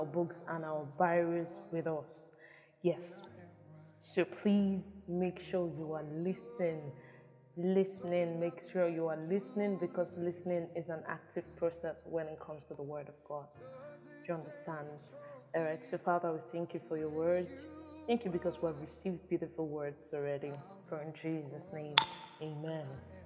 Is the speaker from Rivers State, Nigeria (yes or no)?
no; Benin City, Edo, Nigeria; I am an Edo girl. It doesn't change the fact that I am from Benin